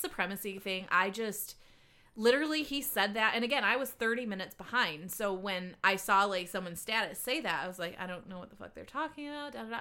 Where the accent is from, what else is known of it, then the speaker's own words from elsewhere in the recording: Livonia, Michigan, United States; I grew up in Livonia too, and then I went to Michigan State